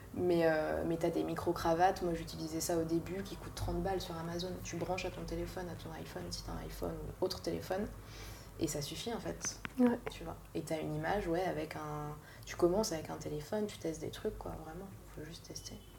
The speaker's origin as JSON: {"language": "French", "town": "Paris", "region": "Île-de-France", "country": "France", "tie": "born or raised there", "said": "je suis née à Paris, j'ai grandi à Paris, dans, le, enfin, dans 11e"}